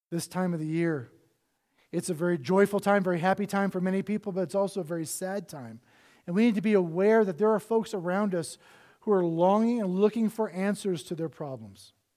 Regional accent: Cincinnati, Ohio, United States; I was born in Cincinnati, Ohio

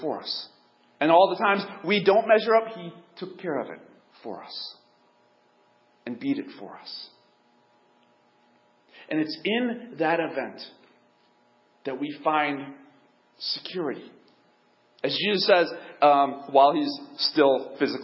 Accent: United States; I'm white, I'm American

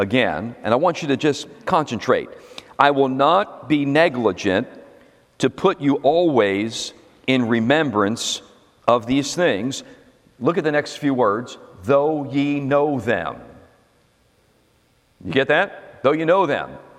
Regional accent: United States; I'm an American

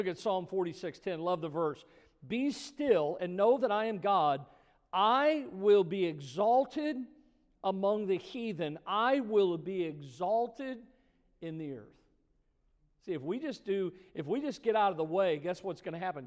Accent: Missouri, United States; I grew up in Missouri, you know, and Missouri is the show me state.

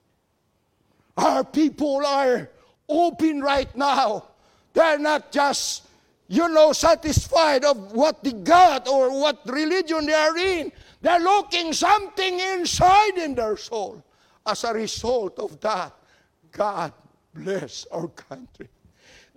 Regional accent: Philippines; moved away as an adult; now in United States; I'm born and raised in the Philippines

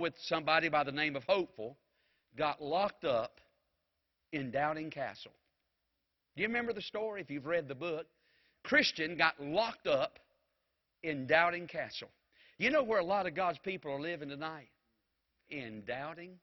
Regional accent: Mount Airy, North Carolina, United States; I was from Mount Airy

